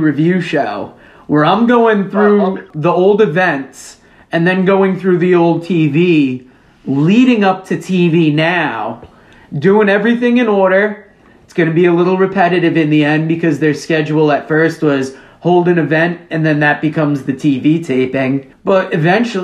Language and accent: English; Connecticut, United States; a girl I went to high school with, Naomi, features, it talks about a cult that came up in my hometown